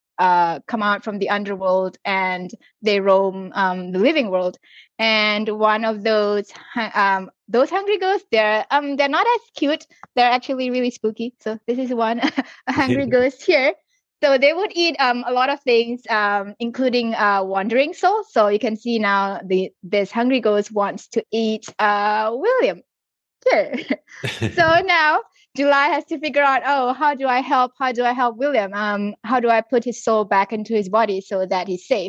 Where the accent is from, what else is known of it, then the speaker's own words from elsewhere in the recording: Singapore; now in Australia; I grew up in Singapore